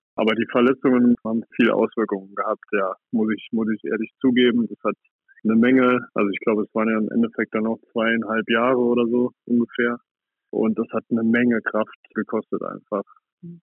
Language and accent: German; Saarland, Germany; ich komme aus Salui, aus dem Saarland und ich habe da das Handballspielen gelernt